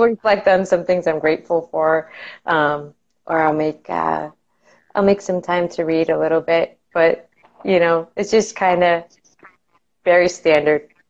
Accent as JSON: {"language": "English", "region": "Massachusetts", "country": "United States", "tie": "born or raised there", "moved": "as an adult", "lives_now": "Florida, United States", "said": "I grew up oh. in uh, Massachusetts, uh, up in New England, and I lived there for the majority of my life"}